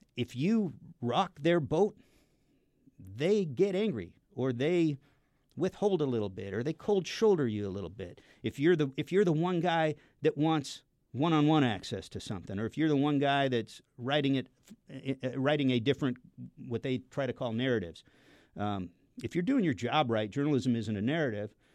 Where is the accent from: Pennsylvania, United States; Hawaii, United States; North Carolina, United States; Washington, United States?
Washington, United States; Seattle; I grew up in the Seattle area.